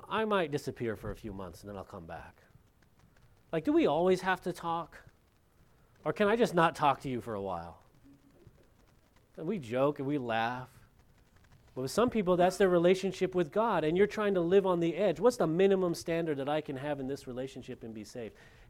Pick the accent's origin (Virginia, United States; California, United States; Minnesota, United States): California, United States; Lompoc; moved away; In my hometown, back in Lompoc, California